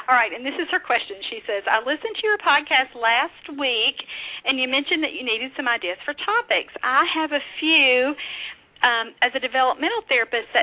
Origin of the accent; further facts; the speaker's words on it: Kentucky, United States; that's my home state convention